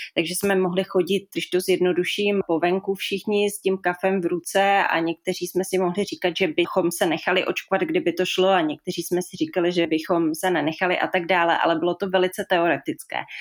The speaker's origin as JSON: {"language": "Czech", "town": "Písek", "region": "South Bohemian Region", "country": "Czechia", "moved": "yes", "lives_now": "Prague, Czech Republic", "said": "Pocházím z Písku, ale už dlouhé roky žiju v Praze"}